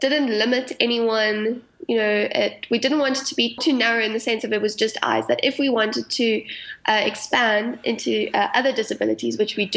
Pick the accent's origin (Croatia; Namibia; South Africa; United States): South Africa; accent: South African; So you can probably hear from my accent, I'm South African